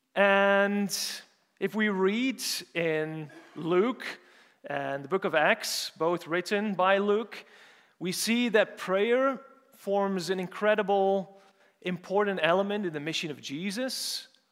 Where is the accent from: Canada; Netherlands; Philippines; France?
Netherlands; Urk, Flevoland; moved away; also born or lived in St Andrews; I'm, so I'm from the Netherlands, for those of you who don't know, and I'm more specifically from a small town called, called Urk